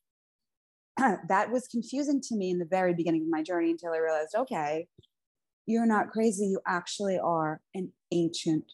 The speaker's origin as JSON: {"language": "English", "town": "New York City", "region": "New York", "country": "United States", "said": "I'm an Italian from Staten Island, New York"}